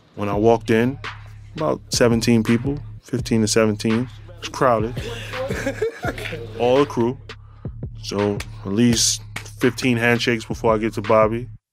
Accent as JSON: {"language": "English", "town": "New York City", "region": "New York", "country": "United States", "tie": "born or raised there", "said": "I'm a New Yorker, born and raised"}